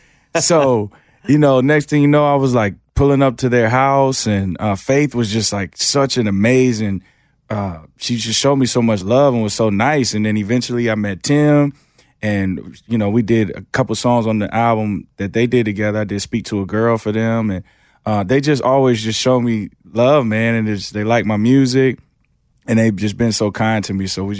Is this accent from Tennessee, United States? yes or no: yes; Memphis, Tennessee, United States; also born or lived in Atlanta / Michigan; I tell people I grew up in Memphis because that was like my main formative years, but, you know, outside of Memphis, outside Atlanta, we're in this small little town in Michigan.